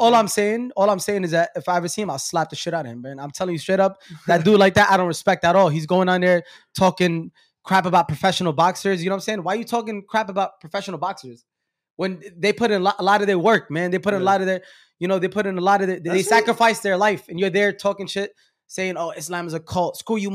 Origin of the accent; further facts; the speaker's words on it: New York City, New York, United States; I'm from Brooklyn.